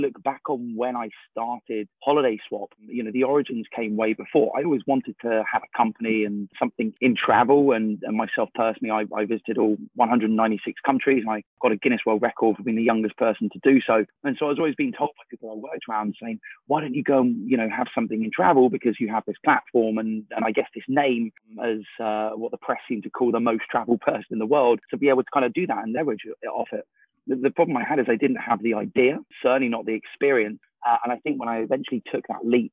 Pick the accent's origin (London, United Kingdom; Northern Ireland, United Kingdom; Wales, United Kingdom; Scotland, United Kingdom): London, United Kingdom; moved away; I grew up in London. I've long moved out of London now